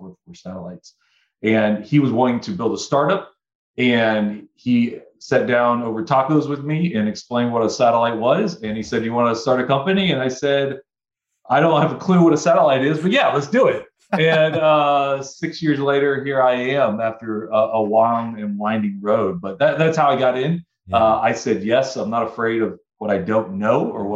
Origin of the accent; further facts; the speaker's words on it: Denton, Texas, United States; now in Portland, United States; from Texas, outside of the Dallas area, Denton, Texas.